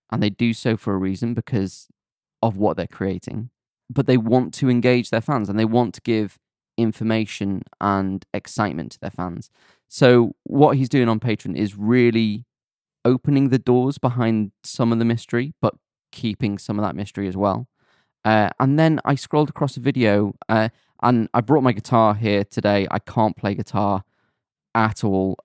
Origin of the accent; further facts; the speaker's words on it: Rhyl, Wales, United Kingdom; I'm from Real